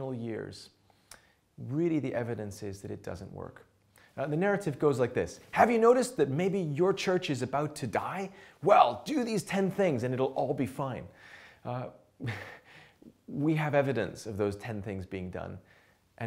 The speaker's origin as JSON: {"language": "English", "country": "Canada", "tie": "born or raised there", "also_born_or_lived": "England", "lives_now": "Montreal, Canada", "said": "we then sensed the Lord calling us to Canada, back to my hometown"}